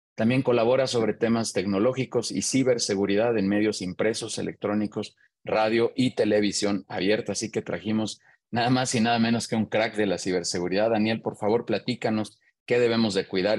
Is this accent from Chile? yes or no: no; Mexico; soy mexicano